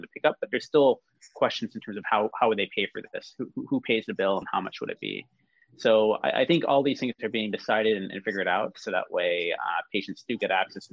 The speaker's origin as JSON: {"language": "English", "country": "United States", "said": "I'm American"}